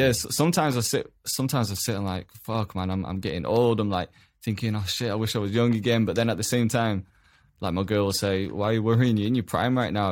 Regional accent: Huddersfield, Yorkshire and the Humber, United Kingdom; grew up in a, in a town as well. I, a town called Huddersfield in England

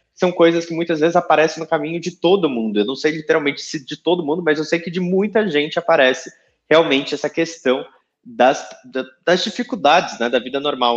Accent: São Paulo, Brazil; eu que sou de São Paulo

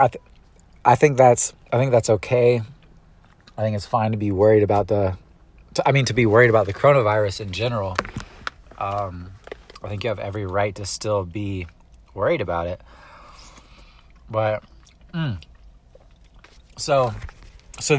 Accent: United States; I'm American through and through

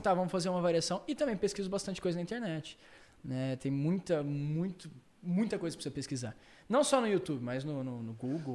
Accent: Londrina, Paraná, Brazil; na minha cidade, em Londrina

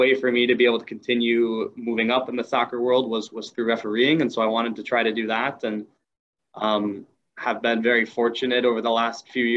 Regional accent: Madison, Wisconsin, United States; also born or lived in Milwaukee, Wisconsin; Originally grew up around the Madison area, now living in Milwaukee

